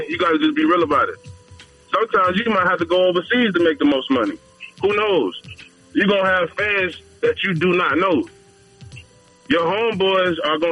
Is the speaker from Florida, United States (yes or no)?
yes; Fort Myers, Florida, United States; I'm from Florida, Fort Myers